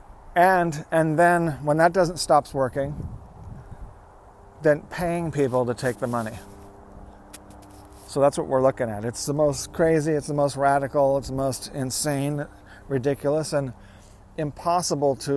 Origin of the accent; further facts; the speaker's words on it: United States; I am an American